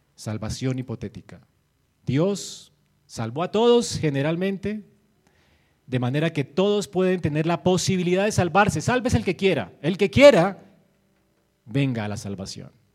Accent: Colombia; como colombianos nosotros fuimos injertados a Israel

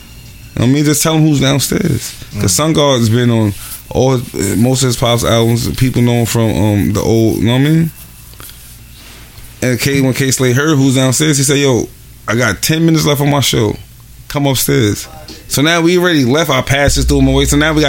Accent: Honduras; I'm from Honduras, right?

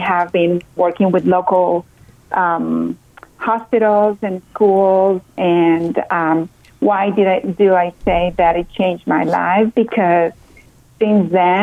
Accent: Colombia; English is a second language; now in New Hampshire, United States; I'm originally from Colombia, South America. You can tell I have a little bit of my accent.

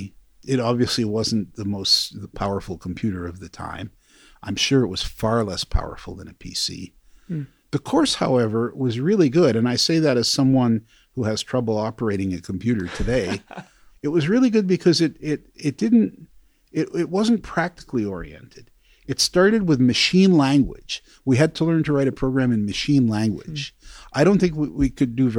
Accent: New York, United States; also born or lived in Chicago / Queens / Manhattan; We moved to New York when I was three, first to Queens, sort of outer end of Queens, Bayside, and then to Manhattan when I was 11

